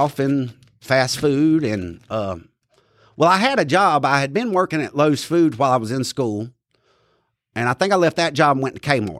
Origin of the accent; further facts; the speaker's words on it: Asheboro, North Carolina, United States; I was born here in Randolph County. They delivered me over there at Randolph Hospital back when it was, you know, real little, back in 1978. I was born November 29th, 1978.